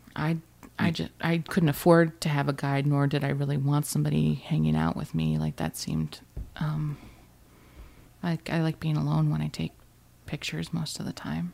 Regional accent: Alaska, United States; moved away as an adult; also born or lived in Oregon / Ridgewood; I'm from Alaska

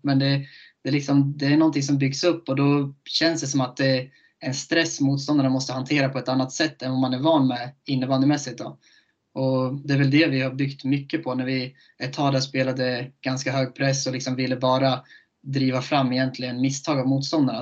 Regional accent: Köping, Västmanland, Sweden; moved away; jag är från Köping

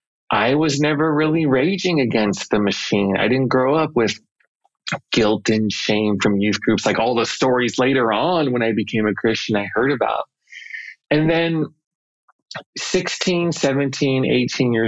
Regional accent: Los Angeles, California, United States; I grew up in the Los Angeles area

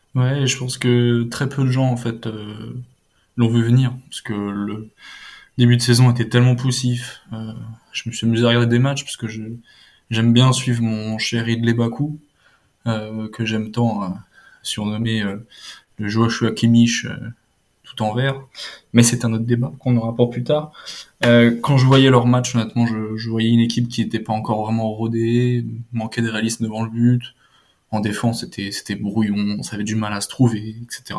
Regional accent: France; nous, en tant que Français

